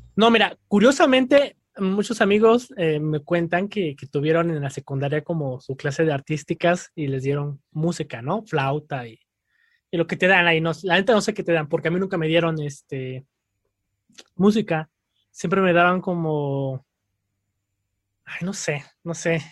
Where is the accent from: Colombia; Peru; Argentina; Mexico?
Mexico; Querétaro; also born or lived in Mexico City; soy de la Ciudad de México, pero muy joven, muy niño, eh, nos mudamos a Querétaro